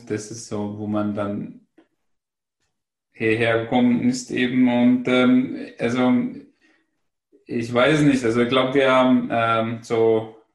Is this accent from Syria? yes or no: yes; Syria; first language Arabic; German is a second language; now in Germany; wir sind in Syrien geboren und wir sind aus Syrien und wir haben Arabisch gelernt, wir sind dort sozialisiert und das hat uns eingeprägt.